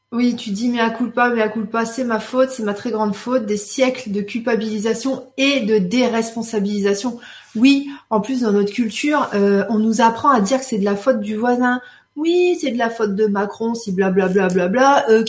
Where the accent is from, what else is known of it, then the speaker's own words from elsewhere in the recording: Belgium; Lénie, ouf, je suis belge. Nous, on a voté pour la bière et le chocolat.